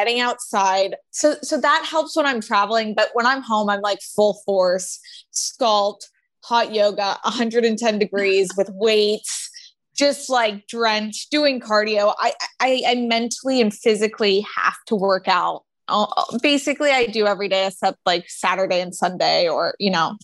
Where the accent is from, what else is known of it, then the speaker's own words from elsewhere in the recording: Florida, United States; I grew up in Florida